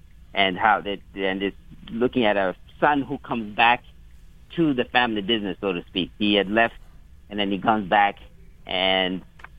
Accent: Malawi; A lot of Malawians as you know, I'm from Malawi, have given it good reviews.

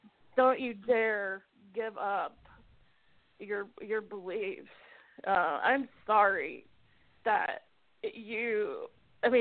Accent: Mississippi, United States; moved away; I grew up in Mississippi originally. I got out 18 years ago.

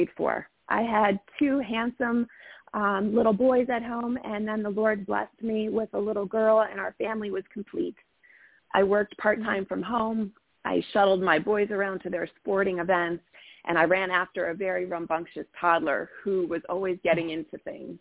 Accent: Ohio, United States; now in Phoenix, Maryland, United States; was born and raised in Ohio and then moved to Maryland.

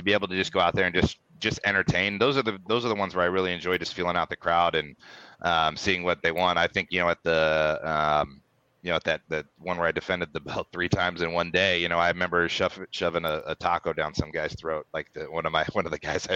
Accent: St. Louis, Missouri, United States; I'm from St. Louis. I have a lot of pride of being in St. Louis

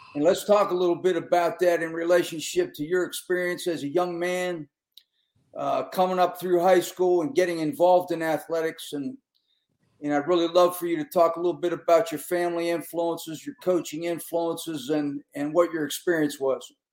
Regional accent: Pittsburgh, Pennsylvania, United States; I grew up in Western Pennsylvania

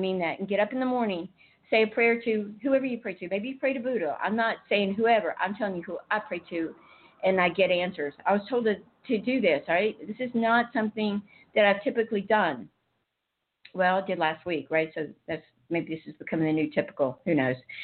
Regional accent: United States; I'm an American.

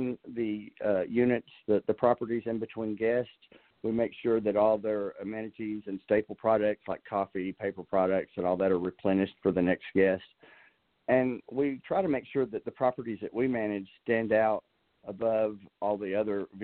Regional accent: Dallas, Texas, United States; moved away as an adult; also born or lived in San Antonio, Texas; now in Arkansas, United States; I'm a native Texan. I'm actually a native Dallasite

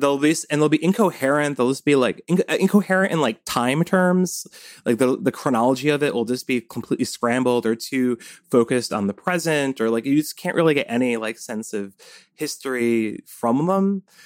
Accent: Cold Spring, New York, United States; I grew up in the Hudson Valley

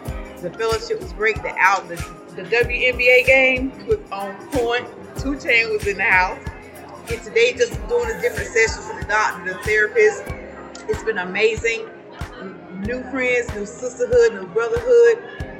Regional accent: Fayetteville, North Carolina, United States; I'm from Fayetteville, North Carolina.

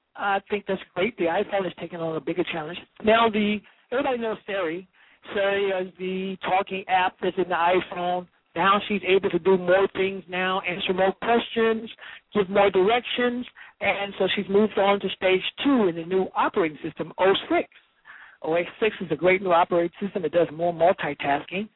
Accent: New York, United States; I'm in San Francisco, the city of my choice right now. I'm from New York

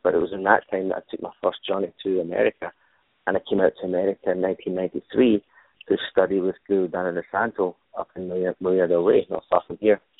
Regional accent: Glasgow, Scotland, United Kingdom; moved away as an adult; Originally, I'm from Glasgow, Scotland. I was born born in Glasgow, which is a, a working class city, one of the sort of three big cities in, in Scotland. Uh, I was born there, raised there

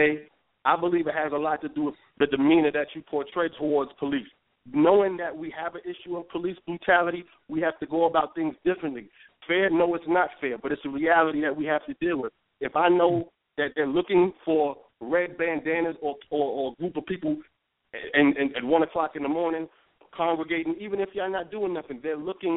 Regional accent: New York City, New York, United States; I grew up in Harlem

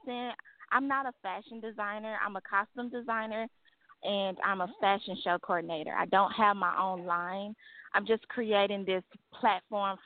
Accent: Dallas, Texas, United States; I was born and raised in Dallas

